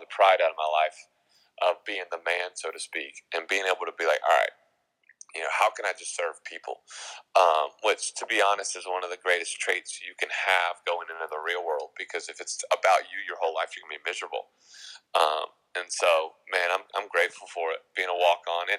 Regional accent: Mountain Brook, Alabama, United States; growing up in Mountain Brook, which is predominantly Bama culture

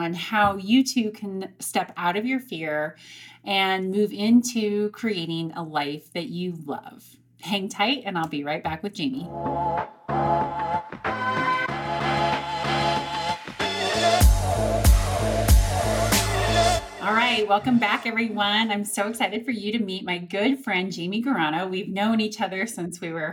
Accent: Montrose, Colorado, United States; We grew up in Montrose, Colorado together, small rural town on the western slope of Colorado.

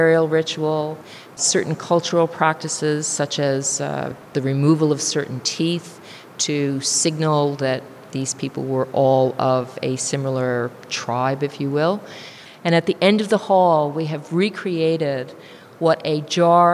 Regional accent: United States; now in New Zealand; I'm an immigrant from the United States

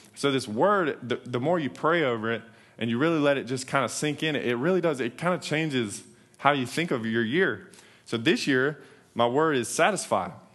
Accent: North Carolina, United States; moved away as an adult; now in Texas, United States; we're, we're from North Carolina

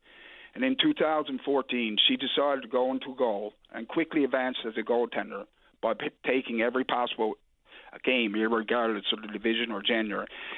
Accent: Springdale, Newfoundland and Labrador, Canada; moved away; I'm originally from Central Newfoundland, Springdale

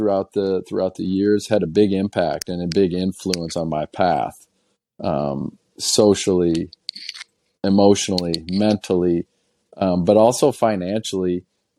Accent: just south of the Wisconsin border, Illinois, United States; I grew up in Illinois. So I was just south of the Wisconsin border, south of Madison, Wisconsin

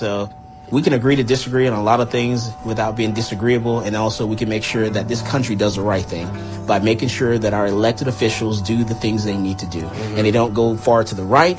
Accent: Texas, United States; That is about being a Texan. That's about being from the South.

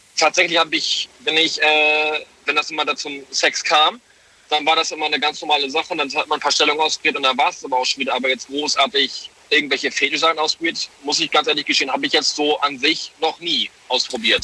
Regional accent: Hamburg, Germany; ich komme aus Hamburg, bin tatsächlich aber gerade im LKW unterwegs

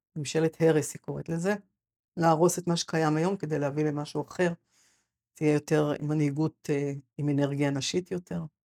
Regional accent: Sa'ad, Southern District, Israel; moved away as an adult; also born or lived in Gush Etzion / Shoham; now in Mefalsim, Israel; אני נולדתי בקיבוץ סעד, שזה ליד מפלסים, ואני לפני שנה חזרתי אחרי... עזבתי מיד אחרי הצבא

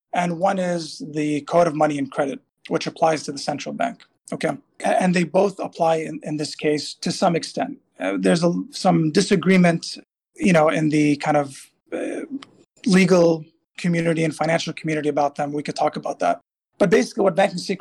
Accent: Tripoli, North Governorate, Lebanon; school in my hometown in Tripoli

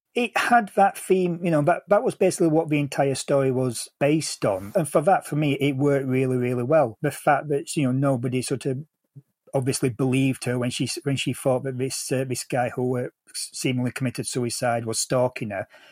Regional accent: England, United Kingdom; as an Englishman

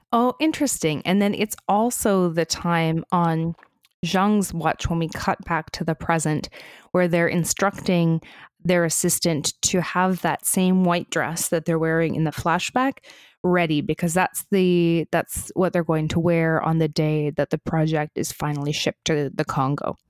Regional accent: Canada; we're Canadian outsiders

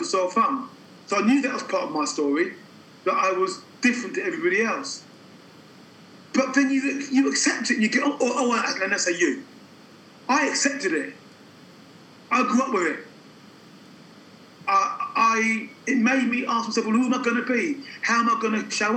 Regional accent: London, United Kingdom; I was born in London.

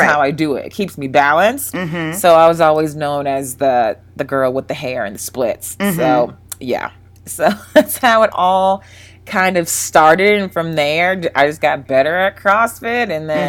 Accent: Jacksonville, Florida, United States; I grew up mostly in, I lived all over, but I always say Jacksonville, Florida. I was there the longest

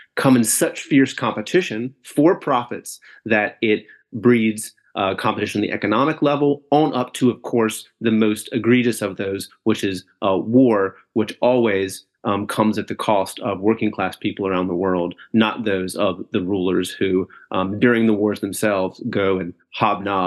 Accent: North Carolina, United States; now in Chicago, United States; currently located in so-called Chicago from North Carolina originally

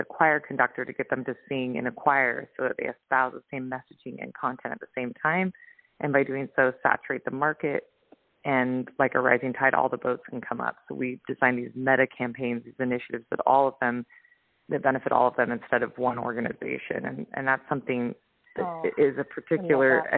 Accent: Utah, United States; now in Oahu, United States; I'm originally from Utah. I'm living right now on the North Shore in Oahu.

